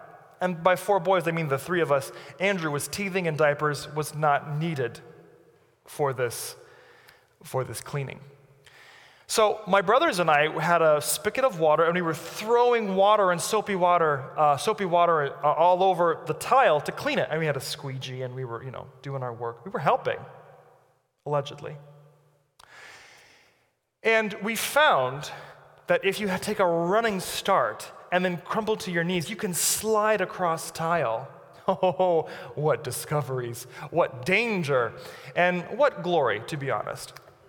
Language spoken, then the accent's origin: English; Brazil; born there; I'm 33, and I've moved 30 times in my life. I was born in Brazil, as you know.